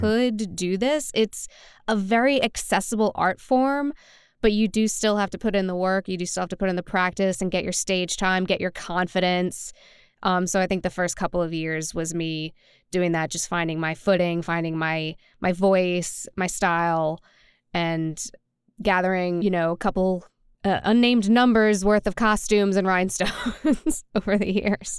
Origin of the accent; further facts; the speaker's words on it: New Orleans, Louisiana, United States; now in Nashville, United States; born and raised in New Orleans, and now I live in Nashville, Tennessee